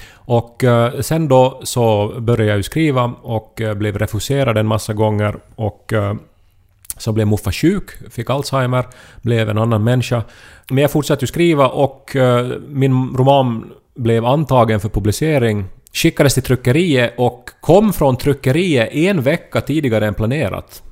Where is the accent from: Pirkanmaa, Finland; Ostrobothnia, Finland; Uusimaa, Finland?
Ostrobothnia, Finland; moved away; jag var hemma i Österbotten och hälsade på mamma och pappa